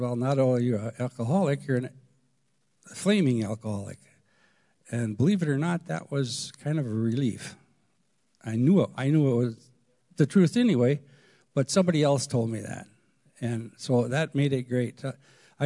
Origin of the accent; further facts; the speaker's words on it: Stevens Point, Wisconsin, United States; I was born and raised in Stevens Point